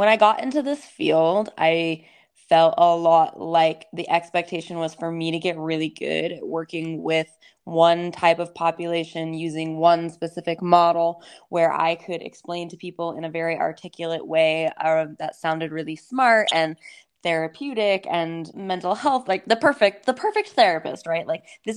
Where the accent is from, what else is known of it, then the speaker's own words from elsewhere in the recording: East Coast, United States; now in Salt Lake City, United States; I grew up on the East Coast and I live in Salt Lake City, Utah.